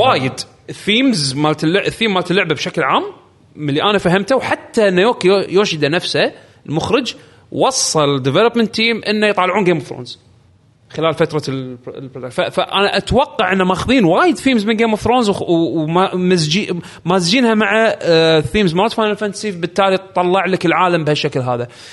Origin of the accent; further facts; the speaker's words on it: Saudi Arabia; عندنا بالسعوديه